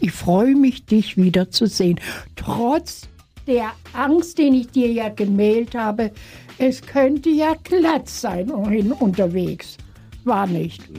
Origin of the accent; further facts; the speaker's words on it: Germany; Ich komme aus Deutschland